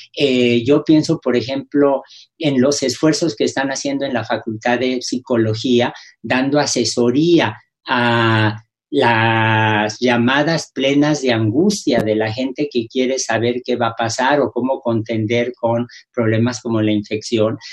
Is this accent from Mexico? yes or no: yes; Mexico; los mexicanos